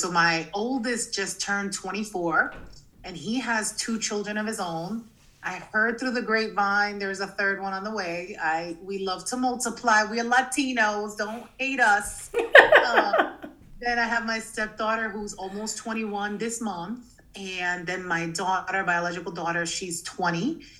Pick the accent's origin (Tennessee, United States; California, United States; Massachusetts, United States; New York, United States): Massachusetts, United States; also born or lived in New Jersey; I was born in New Jersey and I grew up in Massachusetts. I went to 27 schools.